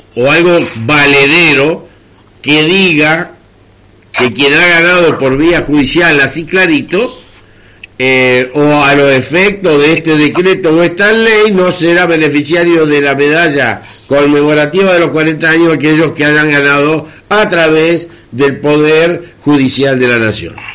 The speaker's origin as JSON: {"language": "Spanish", "country": "Argentina", "said": "somos argentinos"}